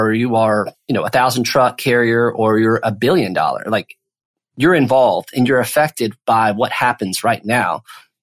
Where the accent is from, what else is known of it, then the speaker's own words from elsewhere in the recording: Texas, United States; now in Franklin, United States; grew up in Texas